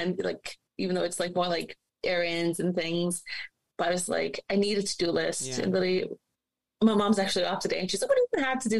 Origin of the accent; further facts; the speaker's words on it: Canada; since I was a little girl, and growing up in Canada